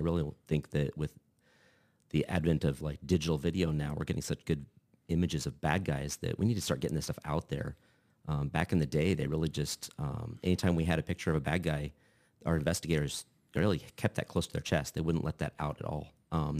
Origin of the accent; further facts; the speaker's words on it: Lincoln, Nebraska, United States; Born and raised. I escaped for 2 years, went to Kearney for school for a couple of years, and decided that smaller wasn't my thing and came back to Lincoln